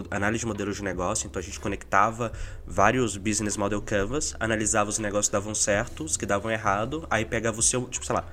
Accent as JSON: {"language": "Portuguese", "region": "Minas Gerais", "country": "Brazil", "moved": "yes", "lives_now": "São Paulo, Brazil", "said": "Eu saí de Minas, vim pra São Paulo, morei na casa do Thiago uns seis meses"}